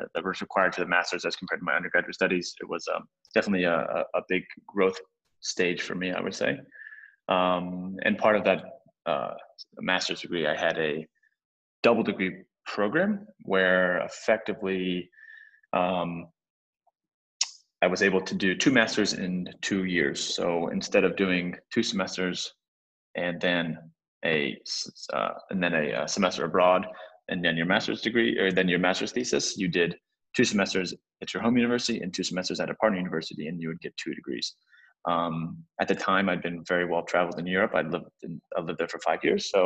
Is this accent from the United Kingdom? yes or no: no; Cincinnati, Ohio, United States; moved away as an adult; also born or lived in St. Louis, Missouri / Madrid, Spain / Germany; now in Hong Kong; I'm an American citizen, grew up in Cincinnati, Ohio.